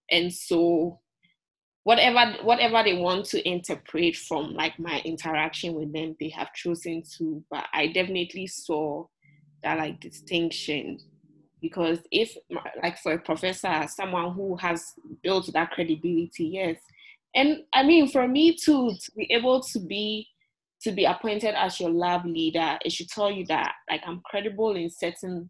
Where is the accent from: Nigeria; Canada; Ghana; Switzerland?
Ghana; now in United States; I'm from Ghana, I'm from Africa